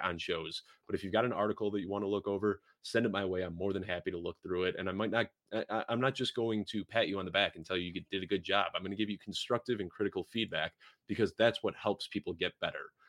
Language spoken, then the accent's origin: English; Chicago, Illinois, United States; somebody born and raised in Chicago